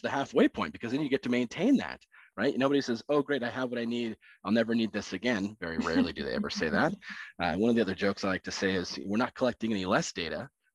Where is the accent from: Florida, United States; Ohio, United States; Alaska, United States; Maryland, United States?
Alaska, United States; I had the pleasure of growing up in Alaska, no choice of my own. My parents were there, and that's where I was born